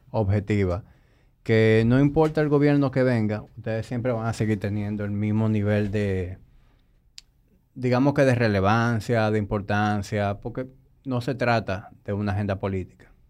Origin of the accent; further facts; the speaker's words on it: Dominican Republic; me siento orgulloso de ser dominicano